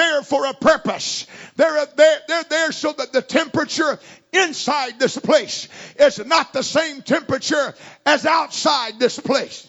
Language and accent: English; Florida, United States; I was born in Florida. I came from the southeast of this country. And the culture that I was raised in was a very racially oriented culture